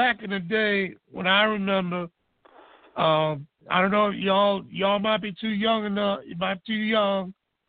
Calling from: Baton Rouge, Louisiana, United States; I'm calling from Baton Rouge, Louisiana.

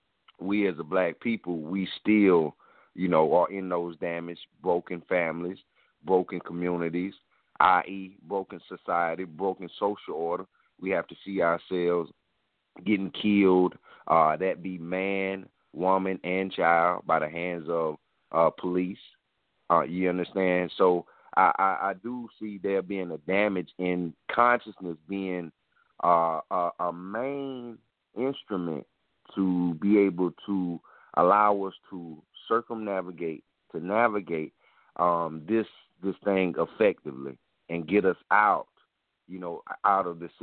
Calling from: South Carolina, United States; I'm calling from South Carolina.

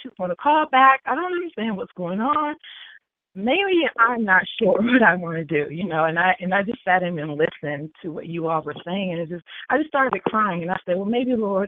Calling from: Maryland, United States; I'm calling from Maryland, the Washington, D.C. area

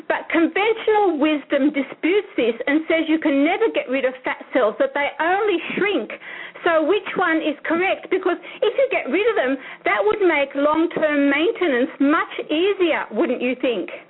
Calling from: Australia; I'm phoning you from Australia.

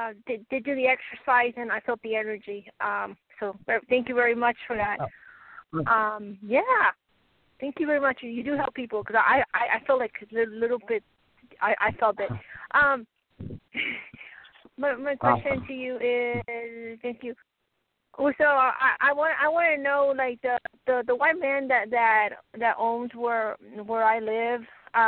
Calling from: Colorado, United States

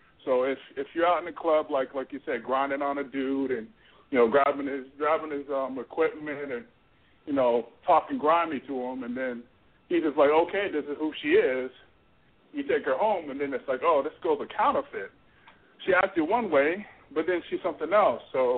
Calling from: Florida, United States; Yo, I'm calling from Florida.

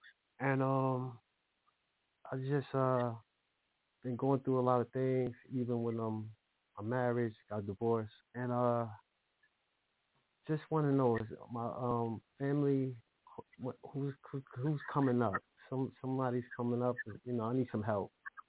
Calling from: New Jersey, United States; I'm calling from New Jersey.

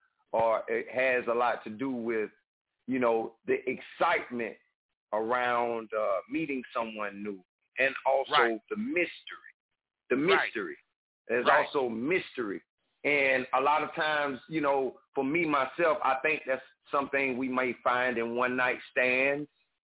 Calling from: South Carolina, United States; I'm calling from South Carolina.

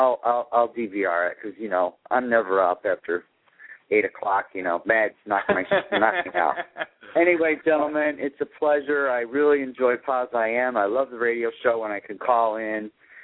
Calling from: Florida, United States; This is …, and I'm calling from Florida.

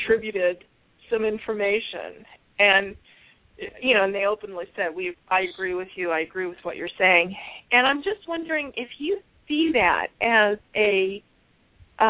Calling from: Tucson, Arizona, United States; I'm calling from Tucson.

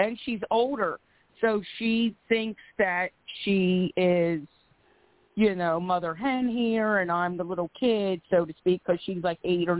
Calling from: Philadelphia, Pennsylvania, United States; I am calling from {S0} Tonetta. {S9} Philadelphia, PA.

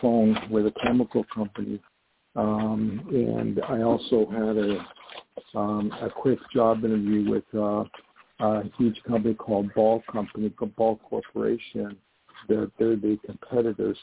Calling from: New York, United States; I'm calling from New York

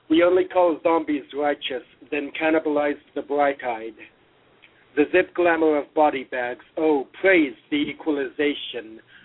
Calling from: Seattle, Washington, United States; I'm calling from Seattle.

